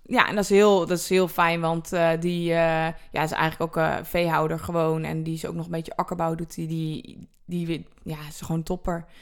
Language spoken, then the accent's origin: Dutch; Netherlands